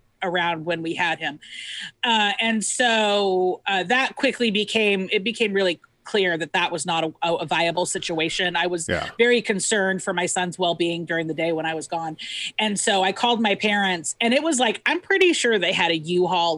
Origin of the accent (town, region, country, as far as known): Centralia, Washington, United States; born or raised there; also born or lived in Seattle